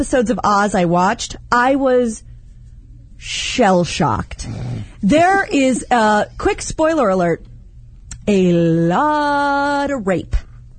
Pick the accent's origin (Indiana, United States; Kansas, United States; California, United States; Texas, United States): Kansas, United States; Now, I'm from Kansas.